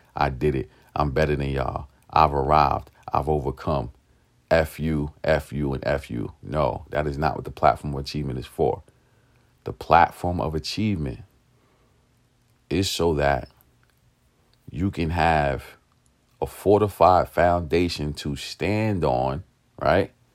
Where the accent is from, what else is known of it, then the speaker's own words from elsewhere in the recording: New York City, New York, United States; I grew up in East New York, Brooklyn.